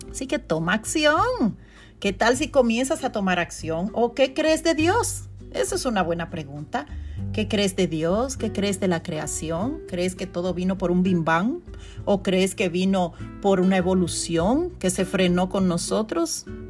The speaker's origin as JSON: {"language": "Spanish", "town": "Constanza", "region": "La Vega", "country": "Dominican Republic", "tie": "born or raised there", "moved": "yes", "lives_now": "New York, United States", "said": "mi ciudad natal, Constanza"}